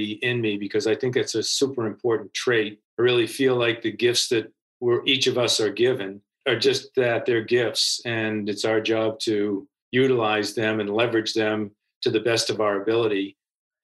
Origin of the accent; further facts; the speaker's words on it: Needham, Massachusetts, United States; I grew up in Needham, Massachusetts, with seven siblings and two great parents